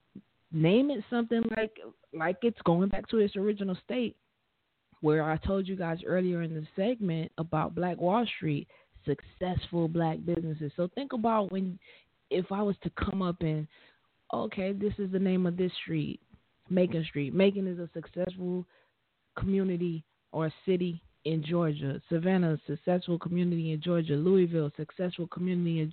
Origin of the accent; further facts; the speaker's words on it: Liberia; I'm from Liberia